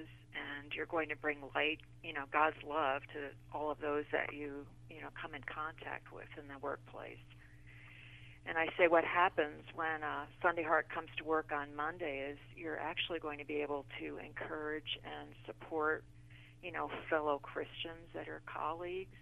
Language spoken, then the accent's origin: English; the Garden State, New Jersey, United States; moved away as an adult; also born or lived in Illinois; I was born in the Garden State, the flower state, and actually my family had a flower growing business. So I grew up next to glass greenhouses